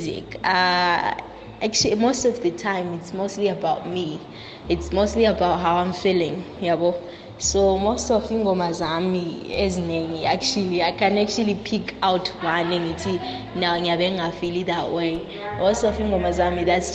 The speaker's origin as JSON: {"language": "English", "country": "Zimbabwe", "tie": "born or raised there", "also_born_or_lived": "South Africa", "said": "I'm a South African born, Zimbabwean raised, and Bulawayo based musical artist"}